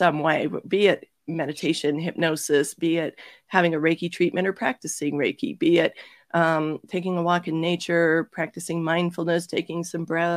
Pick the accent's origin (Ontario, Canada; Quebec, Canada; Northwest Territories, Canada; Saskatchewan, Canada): Ontario, Canada; Toronto; moved away as an adult; also born or lived in Georgia, United States; I'm originally from Toronto